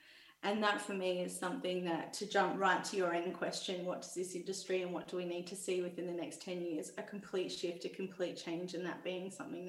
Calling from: Victoria, Australia; I'm calling you from Jarjar Warren country in regional Victoria.

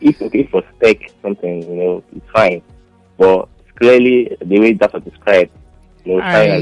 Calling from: Kurudu, Federal Capital Territory, Nigeria; I'm calling from the Kurudu.

